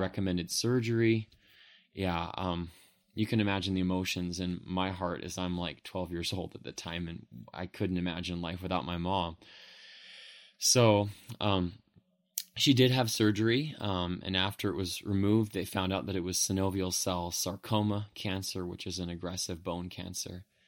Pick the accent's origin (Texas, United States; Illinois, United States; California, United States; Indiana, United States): California, United States; Modesto; I grew up in Modesto, California, and was raised there